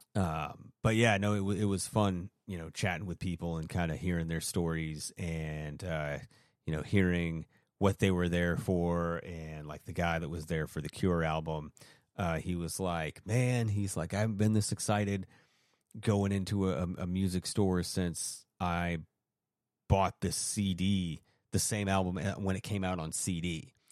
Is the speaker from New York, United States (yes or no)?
no; Maine, United States; when I was a kid growing up in Maine